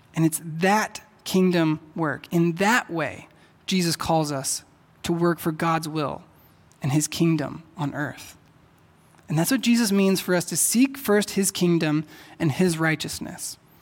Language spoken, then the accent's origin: English; Texas, United States; moved away; I'm from Texas, and back there, people say y'all.